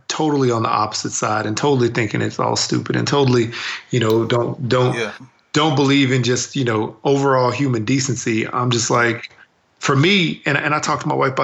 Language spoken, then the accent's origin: English; Texas, United States; growing up in Texas